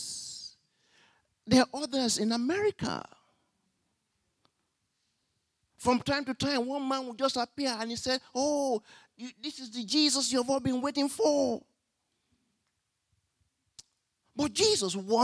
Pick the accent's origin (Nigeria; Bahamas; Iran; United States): Nigeria; now in Australia; When we were growing up in Nigeria